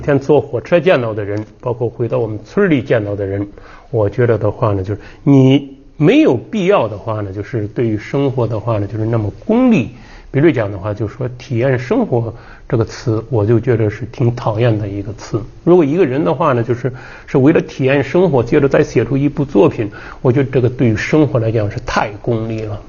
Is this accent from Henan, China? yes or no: yes; Henan, China; 广美祖上的话呢，也是我们河南人